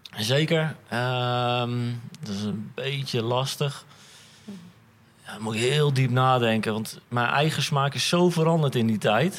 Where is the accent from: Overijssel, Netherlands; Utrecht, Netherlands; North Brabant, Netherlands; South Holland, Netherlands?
Utrecht, Netherlands; Amersfoort; moved away; Ik kom oorspronkelijk uit Amersfoort.